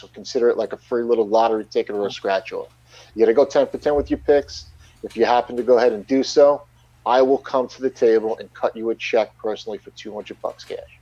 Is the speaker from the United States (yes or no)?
yes; Long Island, New York, United States; I'm born and raised and currently live on Long Island, New York